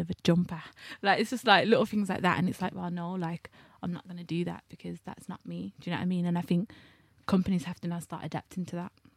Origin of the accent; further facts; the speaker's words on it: Birmingham, West Midlands, United Kingdom; I'm a heterosexual black girl from Birmingham